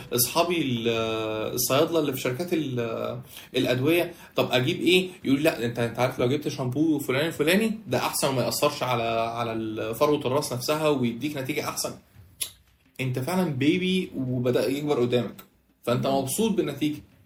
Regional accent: Egypt; احنا كمصريين

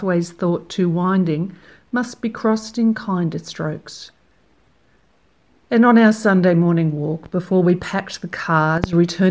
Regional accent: Australia; accent: Australian; I'm an Australian poet, as you can tell by my accent

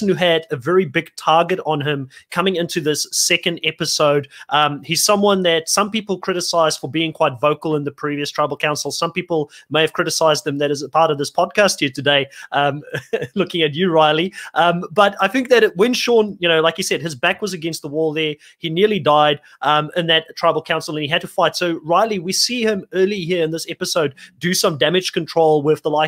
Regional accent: Worcester, Western Cape, South Africa; moved away as an adult; also born or lived in Bellville, Cape Town; I was born in Bellville. I kind of grew up in Worcester, which is like about 100, 200 kilometers in the Boerland.

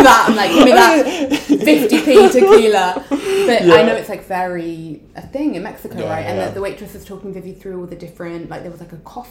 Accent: London, United Kingdom; also born or lived in Brighton; I grew up in London. So it's like not, you know, a village.

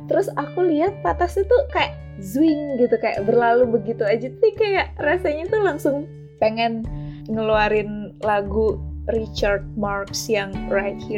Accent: Jakarta, Indonesia; di saat itu adalah momen-momen yang bikin gue ya orang Jakarta banget gitu

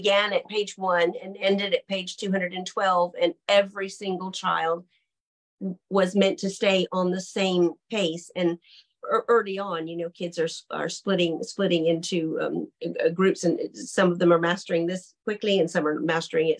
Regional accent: United States; also born or lived in Britain; now in United Kingdom; as an American living in Britain

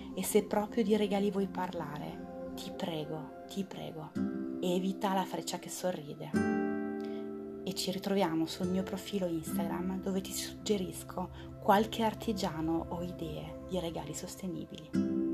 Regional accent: France; now in Italy; sono francese

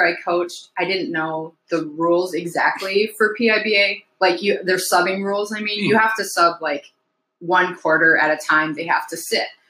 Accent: Posen, Michigan, United States; also born or lived in Ann Arbor, Michigan; now in Alpena, United States; I was born and raised in Posen.

